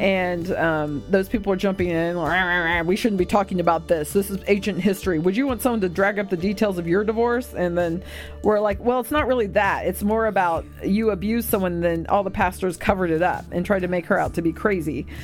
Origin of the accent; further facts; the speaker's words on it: United States; I'm American